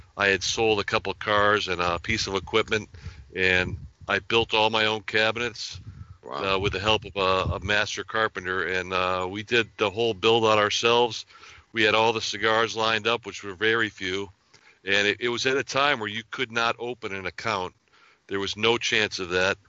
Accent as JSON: {"language": "English", "town": "Hartford", "region": "Connecticut", "country": "United States", "tie": "born or raised there", "also_born_or_lived": "Bloomfield, Connecticut", "moved": "as an adult", "lives_now": "New Hampshire, United States", "said": "we grew up in Hartford, Connecticut, and uh, most of my family stayed in Connecticut."}